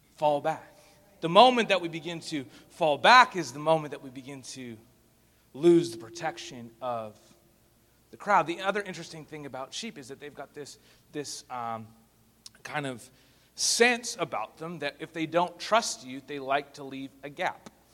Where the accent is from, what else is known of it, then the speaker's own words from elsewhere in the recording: Spruce Grove, Alberta, Canada; I'm from Spruce Grove, Alberta, which is just 15 minutes outside of uh, Edmonton